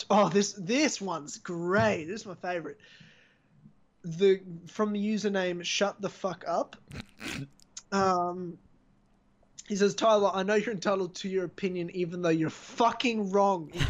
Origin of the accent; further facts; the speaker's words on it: South Africa; I'm I'm South African, you racist.